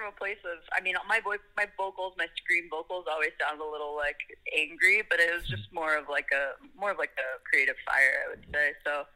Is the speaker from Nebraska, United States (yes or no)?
no; Las Vegas, Nevada, United States; now in Los Angeles, United States; I grew up in Las Vegas actually